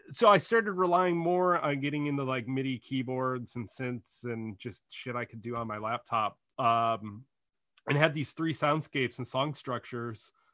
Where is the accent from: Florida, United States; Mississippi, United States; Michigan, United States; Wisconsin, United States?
Michigan, United States; Detroit; growing up in Detroit